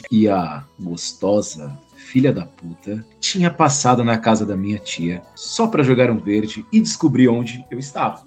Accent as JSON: {"language": "Portuguese", "region": "São Paulo", "country": "Brazil", "said": "que sou paulista"}